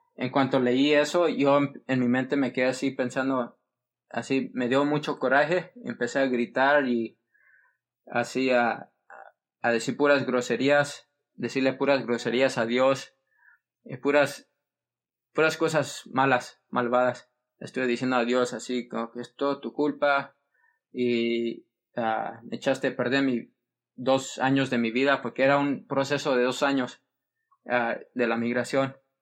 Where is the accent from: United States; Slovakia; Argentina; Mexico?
United States; Fresno, California; also born or lived in San Diego; Fresno, California, y donde, de donde soy yo, donde está toda mi familia